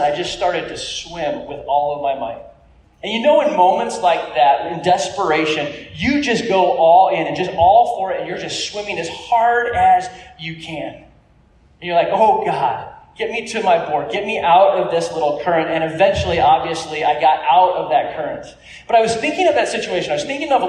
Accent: California, United States; I grew up in California

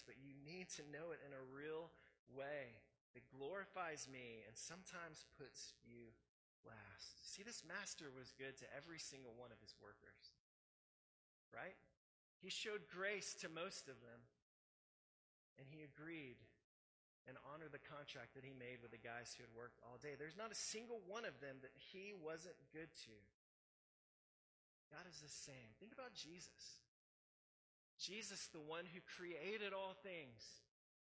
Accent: United States; how we grew up here in America and the system that we live

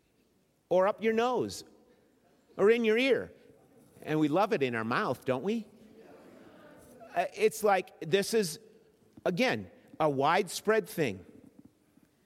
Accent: Minnesota, United States; As a boy growing up in Minnesota, out at the lake

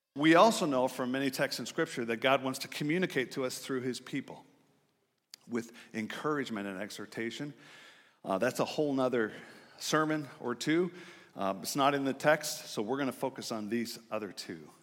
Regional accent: Gig Harbor, Washington, United States; I grew up in Gig Harbor, just north of here

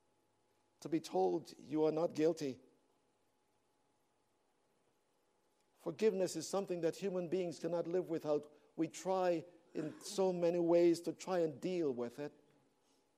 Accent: Toronto, Ontario, Canada; moved away; I'm from Toronto

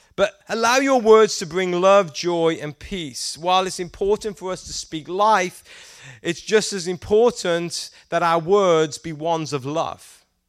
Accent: England, United Kingdom; moved away; I'm from England and we don't eat very much Mexican food in England

